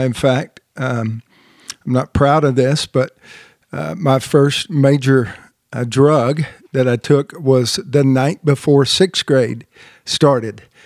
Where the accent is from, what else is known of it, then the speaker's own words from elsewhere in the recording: Marietta, Georgia, United States; moved away; also born or lived in Southern California; I was born and raised in Marietta, Marietta, Georgia